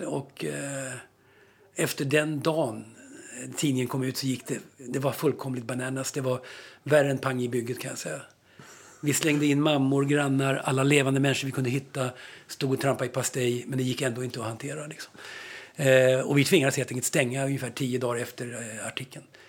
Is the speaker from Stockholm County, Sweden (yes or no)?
yes; Stockholm, Stockholm County, Sweden; i Vällingby, det området där jag växte upp